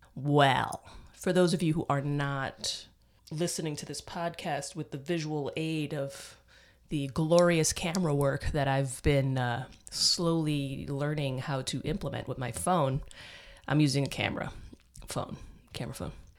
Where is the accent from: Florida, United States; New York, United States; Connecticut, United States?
New York, United States; New York City; now in Austin, United States; I grew up in the Bronx.